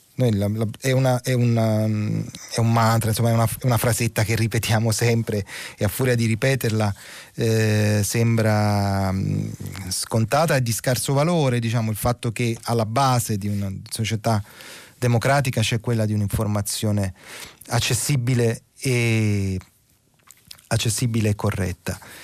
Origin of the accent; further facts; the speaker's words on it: Naples, Campania, Italy; da concittadino, sono napoletano anch'io